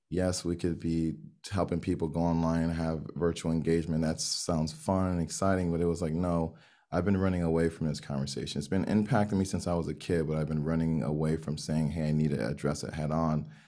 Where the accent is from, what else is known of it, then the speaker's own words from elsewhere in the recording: Miami, Florida, United States; Miami, here in the U S